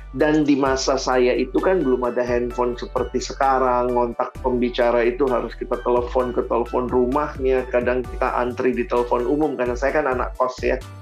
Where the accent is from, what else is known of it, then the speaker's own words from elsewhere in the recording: Makassar, South Sulawesi, Indonesia; saya anak daerah saya dari Makassar